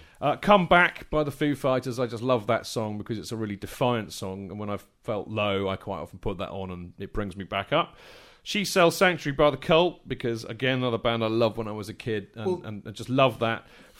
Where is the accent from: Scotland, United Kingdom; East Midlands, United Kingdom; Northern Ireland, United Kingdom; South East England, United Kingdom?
South East England, United Kingdom; Winchester; moved away as an adult; now in London, United Kingdom; I came from Winchester.